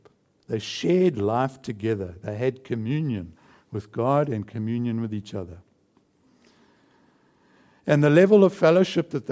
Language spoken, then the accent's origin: English; South Africa; moved away; I come from South Africa